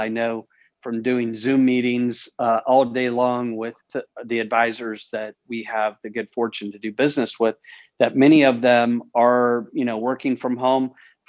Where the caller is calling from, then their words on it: Omaha, Nebraska, United States; Yeah, so David, I'm joining you from our office here in Omaha, Nebraska.